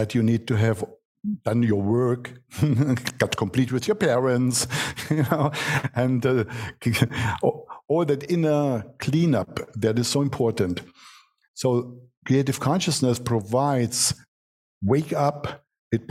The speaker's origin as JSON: {"language": "English", "country": "Germany", "tie": "born or raised there", "accent": "German", "second_language": "English", "said": "I'm born in Germany, what you can hear from my accent. We are practical people"}